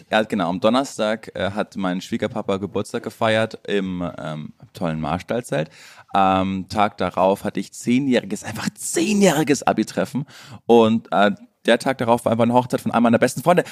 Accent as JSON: {"language": "German", "region": "Bavaria", "country": "Germany", "tie": "born or raised there", "moved": "as an adult", "lives_now": "Berlin, Germany", "said": "Ich war in meiner alten Heimat Bayern"}